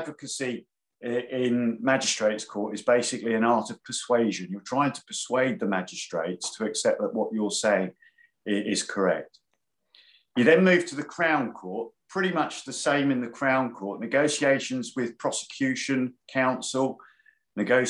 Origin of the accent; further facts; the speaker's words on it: London, United Kingdom; I was born in London, Camden Town, hence the Arsenal connection